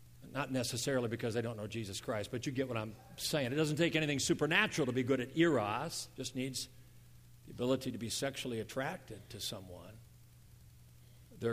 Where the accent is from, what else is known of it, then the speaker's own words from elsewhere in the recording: United States; I grew up in America. I'm an American.